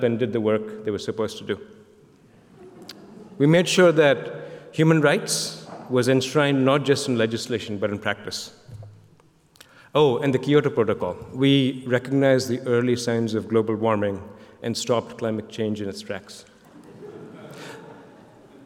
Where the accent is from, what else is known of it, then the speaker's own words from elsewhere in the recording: Kolkata, West Bengal, India; moved away as an adult; I came as a kid from Calcutta